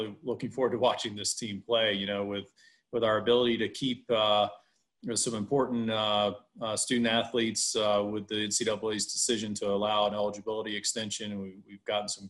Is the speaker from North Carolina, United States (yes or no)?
yes; Chapel Hill, North Carolina, United States; as a kid growing up in Chapel Hill, where we had lacrosse in North Carolina